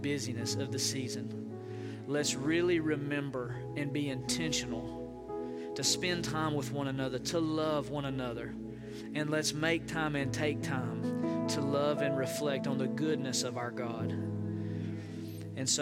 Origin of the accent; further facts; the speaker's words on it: Hiawassee, Georgia, United States; now in Oklahoma City, United States; my home church, East Gate Church, in Hiawassee, Georgia